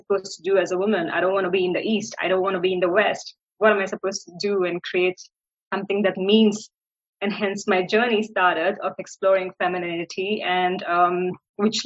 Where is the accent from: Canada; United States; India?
India; moved away as an adult; I am born and raised in India